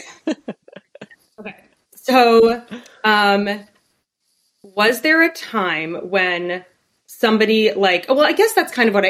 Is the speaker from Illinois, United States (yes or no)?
yes; Chicago, Illinois, United States; I grew up in Chicago